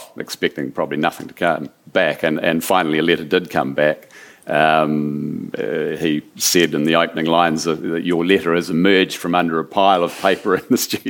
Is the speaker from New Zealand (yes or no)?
yes; New Zealand; being a Kiwi